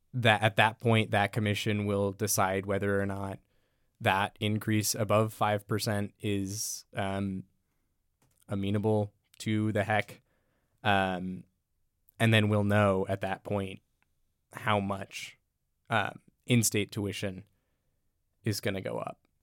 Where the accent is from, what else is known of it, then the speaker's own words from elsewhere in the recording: Everett, Washington, United States; moved away as an adult; I'm from Everett, Washington, the Seattle area.